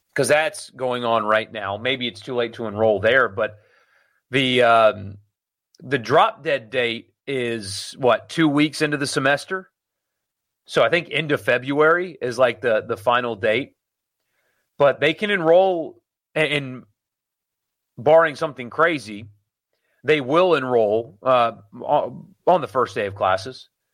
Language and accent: English; Greenville, South Carolina, United States; now in Mississippi, United States; my hometown in South Carolina